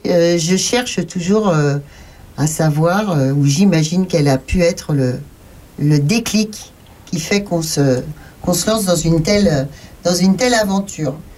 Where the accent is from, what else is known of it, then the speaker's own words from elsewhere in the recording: France; Nous, chez nous en France